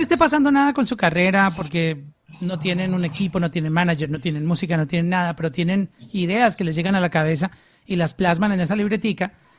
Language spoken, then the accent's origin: Spanish; Colombia; soy colombiano